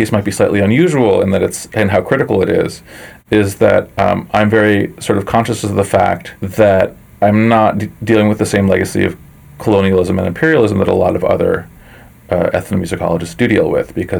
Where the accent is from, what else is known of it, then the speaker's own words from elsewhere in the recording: United States; my own sort of position as an American Jew